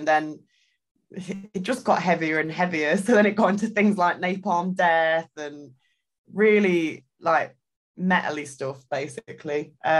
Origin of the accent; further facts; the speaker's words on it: East Midlands, United Kingdom; So I grew up in Derbyshire, which is a county in the UK.